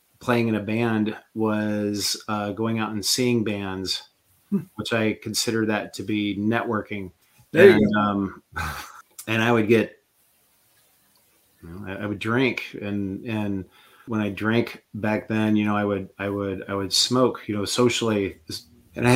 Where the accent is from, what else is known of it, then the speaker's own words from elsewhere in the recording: Quincy, Illinois, United States; I'm from Quincy, Illinois, a little town